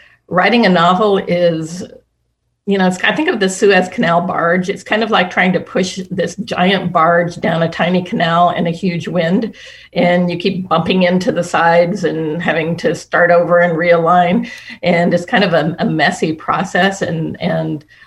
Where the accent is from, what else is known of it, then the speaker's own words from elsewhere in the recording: Midwest, United States; I was raised in the Midwest